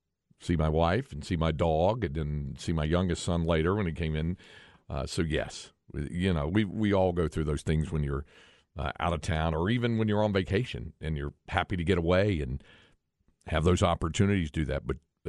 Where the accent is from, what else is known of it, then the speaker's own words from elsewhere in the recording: North Carolina, United States; longtime Texas resident, original native of my home state, North Carolina.